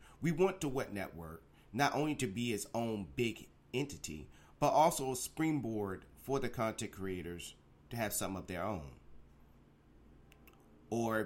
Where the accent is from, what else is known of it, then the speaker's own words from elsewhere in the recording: Virginia, United States; my home state of Virginia